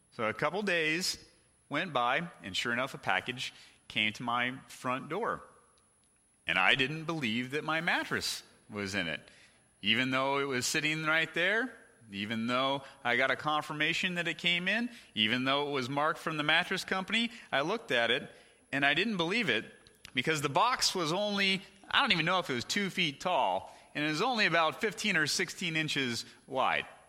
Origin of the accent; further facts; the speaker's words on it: California, United States; the house we lived in growing up in California